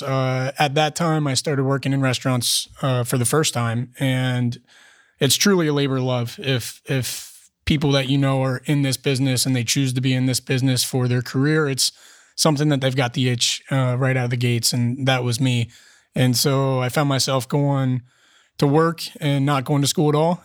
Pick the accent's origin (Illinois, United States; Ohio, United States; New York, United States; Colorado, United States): Ohio, United States; Cincinnati; moved away as an adult; also born or lived in California; now in Columbus, United States; I'm from Cincinnati.